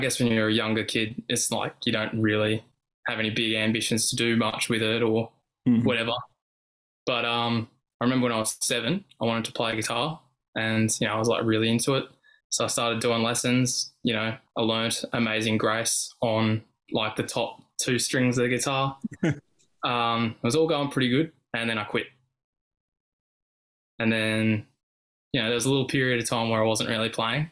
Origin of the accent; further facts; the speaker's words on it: Sydney, New South Wales, Australia; born and raised in Sydney